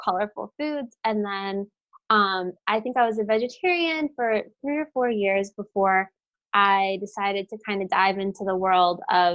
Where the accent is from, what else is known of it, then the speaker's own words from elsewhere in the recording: Florida, United States; also born or lived in Brooklyn, New York; now in New Jersey, United States; I grew up in Florida